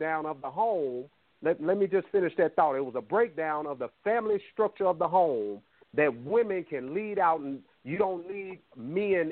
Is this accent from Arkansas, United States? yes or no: yes; Little Rock, Arkansas, United States; I grew up in the worst neighborhood in Little Rock, Arkansas